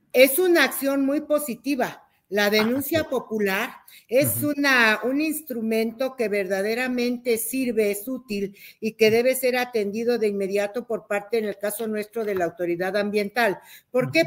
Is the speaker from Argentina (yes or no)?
no; Mexico; Soy una mexicana